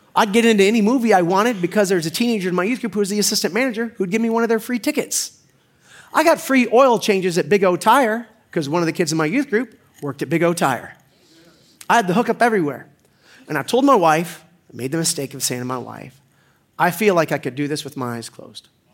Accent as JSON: {"language": "English", "town": "Orlando", "region": "Florida", "country": "United States", "tie": "born or raised there", "also_born_or_lived": "Pensacola / Denver / Stoughton", "moved": "as an adult", "said": "I was born in Pensacola, raised in Orlando"}